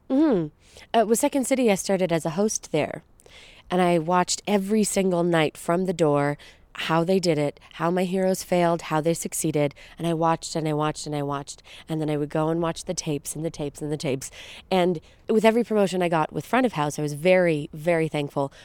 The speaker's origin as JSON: {"language": "English", "town": "Brampton", "region": "Ontario", "country": "Canada", "lives_now": "Toronto, Canada", "said": "I'm an actress and writer and producer, hailing from Brampton, Ontario, just outside of Toronto"}